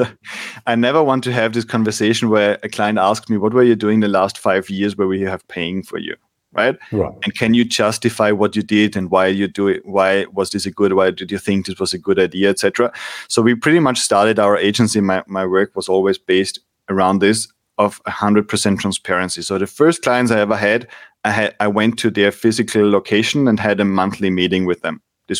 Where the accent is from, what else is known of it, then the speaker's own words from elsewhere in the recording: Austria; I grew up in Austria in the winter